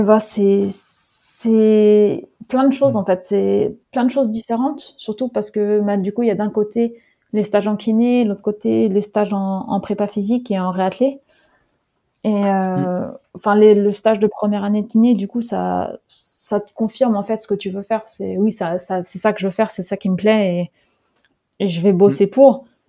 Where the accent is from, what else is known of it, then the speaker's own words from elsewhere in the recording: Netherlands; moved away as an adult; also born or lived in Groningen, Netherlands / Lyon, France; je suis née aux Pays-Bas